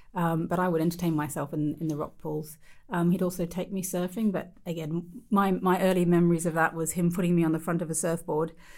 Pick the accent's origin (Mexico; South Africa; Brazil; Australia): Australia; growing up in Australia